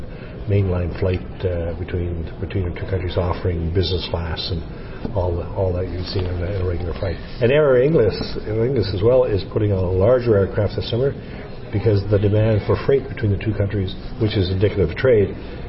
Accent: Canada; and I also say Is Ós Canada Mé. I'm from Canada.

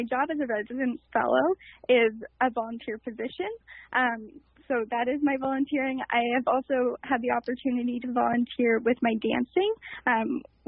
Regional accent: Ottawa, Ontario, Canada; I was born in Ottawa. I've lived here my entire life

